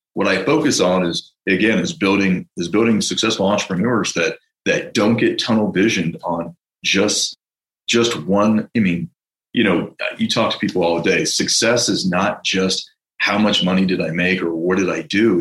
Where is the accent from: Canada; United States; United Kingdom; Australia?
United States; San Francisco, California; now in Denver, United States; I'm from San Francisco